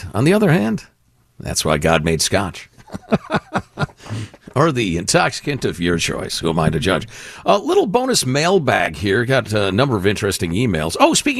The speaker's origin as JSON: {"language": "English", "region": "California", "country": "United States", "lives_now": "Wilmington, United States", "said": "I was at a gathering here in Wilmington, North Carolina, chatting with a woman about the fact that I was from California and didn't want a bunch of Californians to turn the Carolinas into California."}